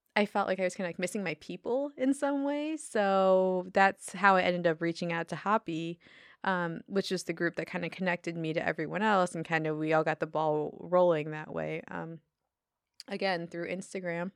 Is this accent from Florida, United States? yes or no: no; Detroit, Michigan, United States; moved away as an adult; also born or lived in Chicago / Bay Area; now in Humboldt County, United States; I grew up in Detroit